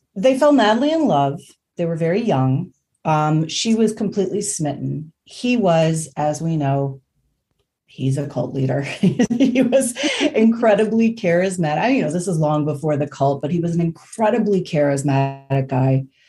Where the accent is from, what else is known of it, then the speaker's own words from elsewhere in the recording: Indiana, United States; I'm from Indiana